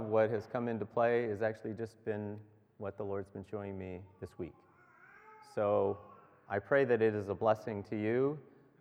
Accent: Beckwith, Ontario, Canada; we're from Beckwith.

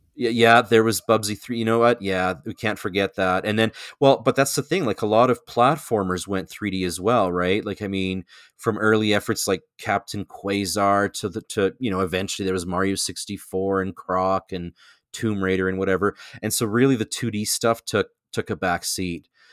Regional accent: Canada; I am your Canadian connection

